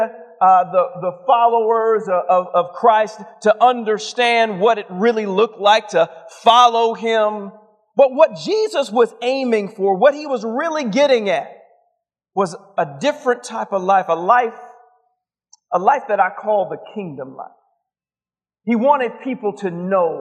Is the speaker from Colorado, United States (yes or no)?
no; Atlanta, Georgia, United States; I'm from Atlanta